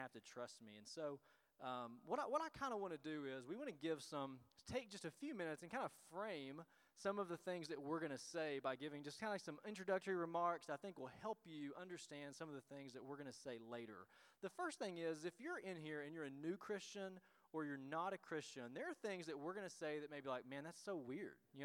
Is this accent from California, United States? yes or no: no; Tennessee, United States; now in Illinois, United States; we are from Tennessee, and so that's where our accents come from, or maybe mine